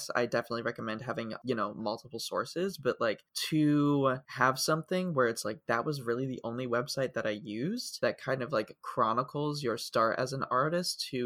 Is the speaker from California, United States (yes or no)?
no; Ohio, United States; moved away; where I grew up in Ohio